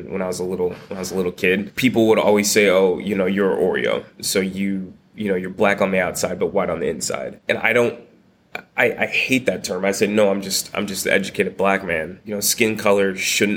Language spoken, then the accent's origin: English; Peoria, Illinois, United States; I was born in Peoria, Illinois, small little Midwest town